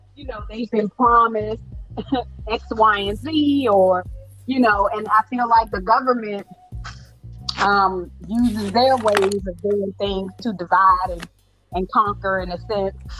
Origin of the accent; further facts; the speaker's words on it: Washington, District of Columbia, United States; I came from Ward 8 from one of the poorest of poor